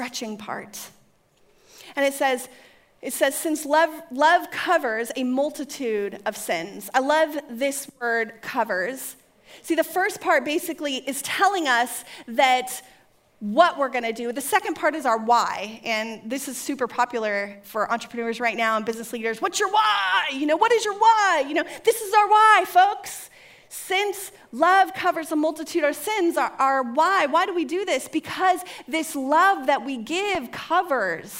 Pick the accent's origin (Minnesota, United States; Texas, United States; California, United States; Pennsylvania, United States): California, United States; I was raised in California